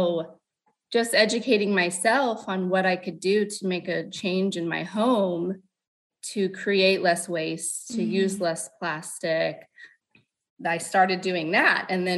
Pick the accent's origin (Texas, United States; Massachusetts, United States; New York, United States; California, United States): California, United States; Lompoc; also born or lived in Ventura, California / Squim, Washington; I was born and raised pretty much in Lompoc, California